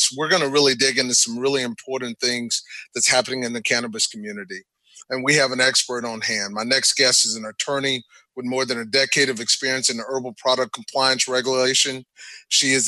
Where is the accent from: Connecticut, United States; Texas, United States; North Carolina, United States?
Texas, United States; about 40 minutes from Austin; I grew up about 40 minutes from Austin.